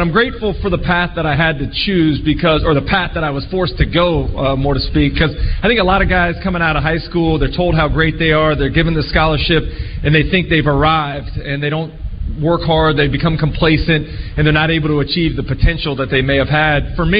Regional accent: Gainesville, Florida, United States; I grew up in Gainesville.

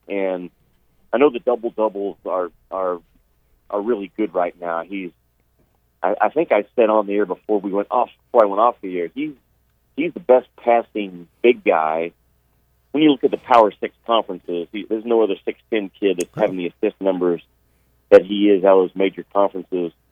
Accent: Arkansas, United States; I'm from Arkansas, man.

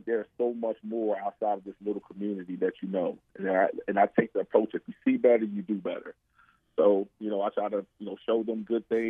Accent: Baltimore, Maryland, United States; Growing up in Baltimore, you know, especially growing up, the time we grew, you know, crack and drugs and everything was real prevalent.

